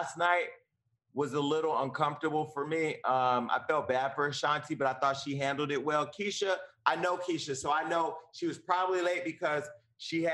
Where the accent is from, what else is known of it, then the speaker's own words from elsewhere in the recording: Northern California, United States; We're both from Northern California